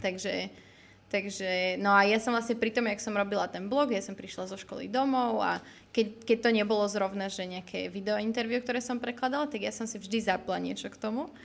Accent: Bratislava, Bratislava Region, Slovakia; also born or lived in Trnava area; ja som síce z Bratislavy, ale mám babku tam z okolia Trnavy

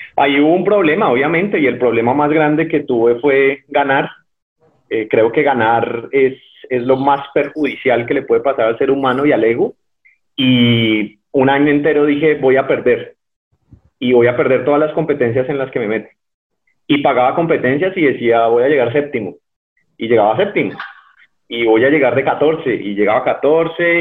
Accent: Cali, Valle del Cauca, Colombia; nací en Cali en el, en el hospital, un hospital que queda frente al, terminal, el hospital público

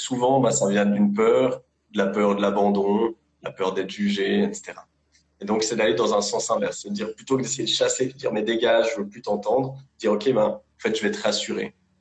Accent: Lausanne, Vaud, Switzerland; je, bosse en Suisse, à Lausanne. Je suis suisse d'origine, j'ai toujours vécu euh, ici.

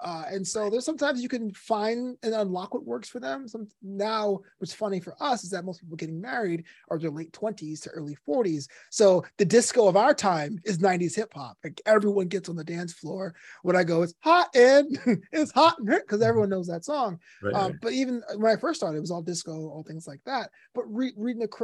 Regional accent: New York City, New York, United States; moved away as an adult; now in Los Angeles, United States; Brooklyn was my third parent. It raised me.

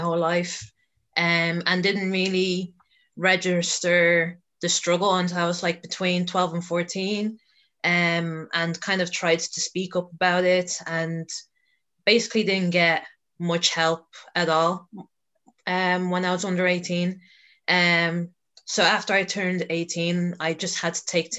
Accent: Dublin, Leinster, Ireland; I originally grew up in North Dublin, so I'm basically residing in South Dublin at the moment.

